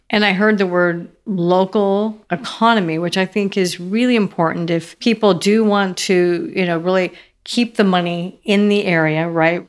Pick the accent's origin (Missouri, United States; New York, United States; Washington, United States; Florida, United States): Washington, United States; Seattle; also born or lived in Idaho / California; now in Nashville, United States; I grew up in Seattle and Idaho